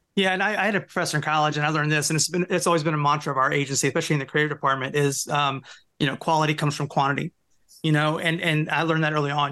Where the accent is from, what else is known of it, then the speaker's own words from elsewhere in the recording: Louisiana, United States; also born or lived in Seattle; we're both from Louisiana, Jack